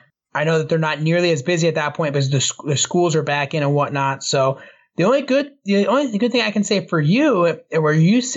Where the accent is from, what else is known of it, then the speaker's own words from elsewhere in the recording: Orlando, Florida, United States; moved away; also born or lived in Canton; I grew up in Orlando, like, the Orlando area. Like, I always grew up remotely close to the theme parks. Okay. I was born in Canton. I lived in Florida for 10 years, and then I moved back to Canton.